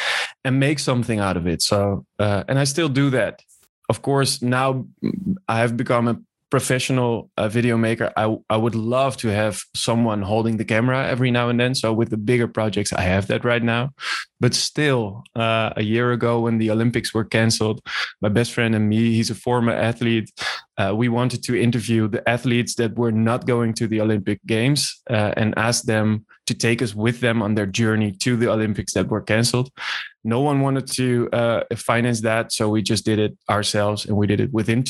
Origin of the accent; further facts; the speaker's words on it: Nieuwegein, Utrecht, Netherlands; moved away as an adult; I was born in Nieuwegein in 1991, and I grew up there.